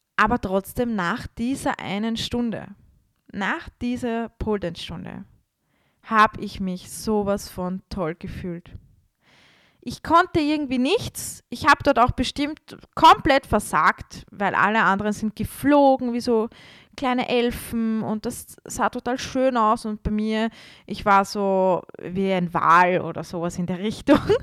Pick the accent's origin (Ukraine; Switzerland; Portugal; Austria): Austria; Vienna; damals war ich bei uns in Wien in einem Studio